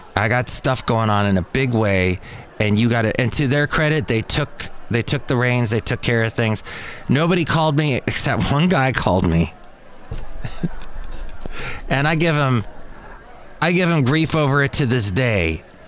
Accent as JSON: {"language": "English", "region": "California", "country": "United States", "said": "I'm a Californian"}